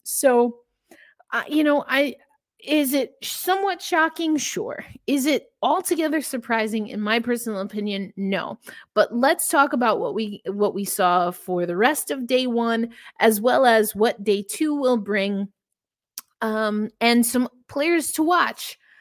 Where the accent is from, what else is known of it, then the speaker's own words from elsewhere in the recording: United States; I'm not from Canada, obviously, for those who don't know, I'm from the United States